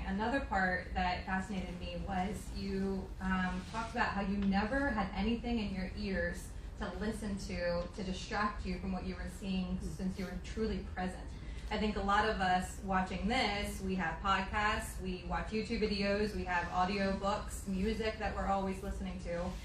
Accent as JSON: {"language": "English", "area": "York County", "region": "Pennsylvania", "country": "United States", "tie": "born or raised there", "said": "I was born and raised in York County, um, so I lived here my entire life"}